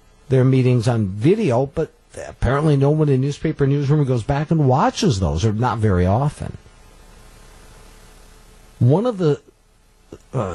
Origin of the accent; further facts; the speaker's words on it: Coleman, Wisconsin, United States; I was raised in Coleman.